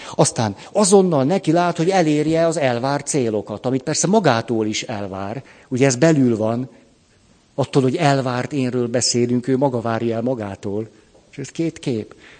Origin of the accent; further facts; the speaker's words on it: Budapest, Hungary; hát a Moszkva térnél egy bérházban nevelkedtem föl